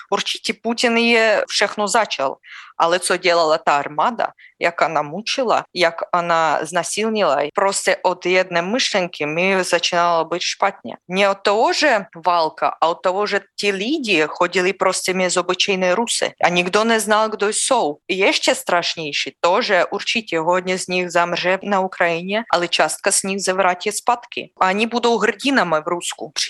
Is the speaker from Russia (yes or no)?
yes; Russia; Czech is a second language; moved away; Já nemůžu udělat nic s tím, že já jsem narodila v Rusku.